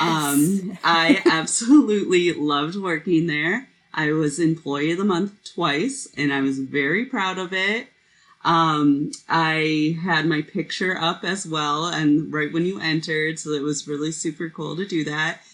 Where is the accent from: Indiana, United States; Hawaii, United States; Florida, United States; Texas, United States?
Indiana, United States; I went to Purdue University because I'm from Indiana